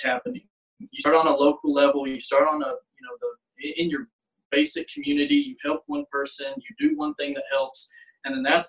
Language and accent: English; Elizabethtown, Kentucky, United States; my hometown community of Elizabethtown